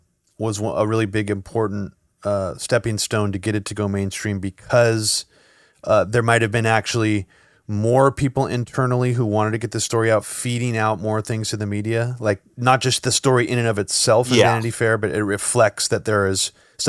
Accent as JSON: {"language": "English", "town": "Pleasanton", "region": "California", "country": "United States", "tie": "born or raised there", "said": "We grew up in Pleasanton, which is right, the city next to Livermore."}